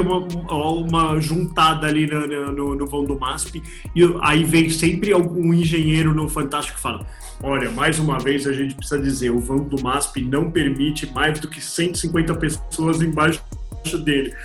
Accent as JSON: {"language": "Portuguese", "region": "São Paulo", "country": "Brazil", "tie": "born or raised there", "also_born_or_lived": "Jaçanã, São Paulo", "said": "eu, eu, morei a vida inteira na Moca aqui"}